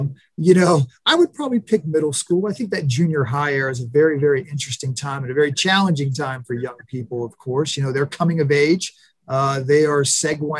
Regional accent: New Castle, Pennsylvania, United States; also born or lived in Youngstown, Ohio; the vast majority of my, you know, formative years, my wonder years, so to speak, was spent in Newcastle, which is about 20 miles, you know, across the border east into Pennsylvania

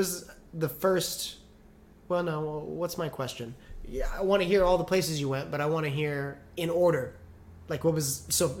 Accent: Fresno, California, United States; born or raised there

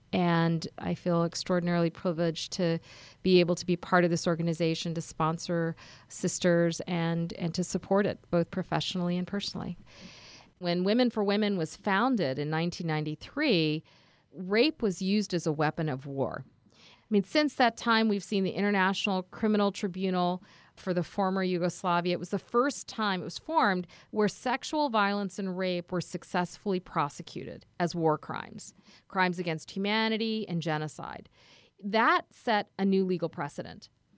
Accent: Karachi, Sindh, Pakistan; born there; I was born in Karachi, Pakistan, and I think that the experiences of being an immigrant in this country, I think the experiences of going back to Pakistan and meeting cousins who were less fortunate

